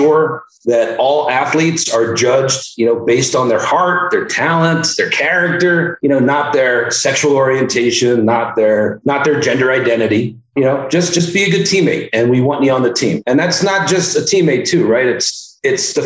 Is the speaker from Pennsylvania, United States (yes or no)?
yes; Philadelphia, Pennsylvania, United States; I am originally from Philadelphia. I grew up playing sports.